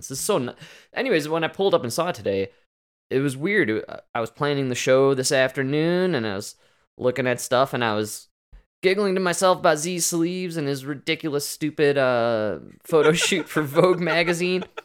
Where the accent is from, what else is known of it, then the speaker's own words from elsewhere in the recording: Arlington Heights, Illinois, United States; I'm from Arlington Heights